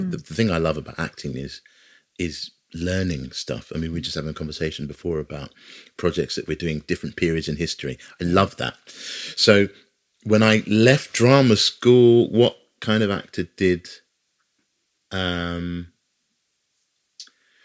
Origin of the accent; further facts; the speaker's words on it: Hertfordshire, East of England, United Kingdom; moved away as an adult; now in London, United Kingdom; I didn't grow up in London, I grew up just outside of London, Hertfordshire